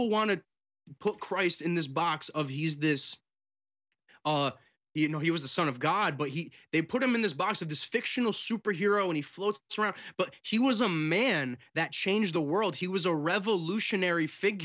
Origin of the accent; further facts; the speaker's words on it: United States; I was born here in America